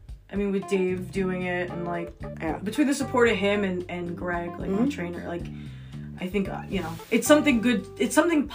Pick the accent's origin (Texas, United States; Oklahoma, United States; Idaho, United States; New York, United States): New York, United States; we're from New York.